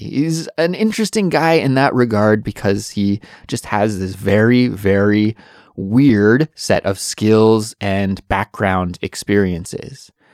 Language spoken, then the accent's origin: English; Canada; moved away as an adult; now in South Korea; Although I'm from Canada, I do live in South Korea